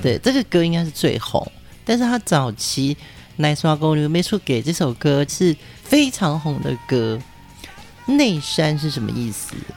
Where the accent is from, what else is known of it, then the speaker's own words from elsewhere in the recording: Pingtung County, Taiwan; first language Hokkien (Taiwanese); Chinese is a second language; 所以其实像我自己，我父母也是从大陆来的，但是我是在台湾出生，所以我从小我的母语就是河洛语。